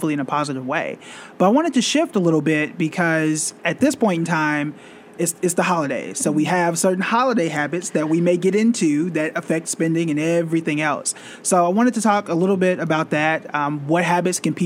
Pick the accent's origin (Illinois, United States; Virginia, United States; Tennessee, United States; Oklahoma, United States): Oklahoma, United States; Tulsa; also born or lived in Dallas, Texas; now in New York, United States; I'm not initially from here. So I'm originally from Tulsa, Oklahoma, Black Wall Street, and moved to Dallas for a bit and then came here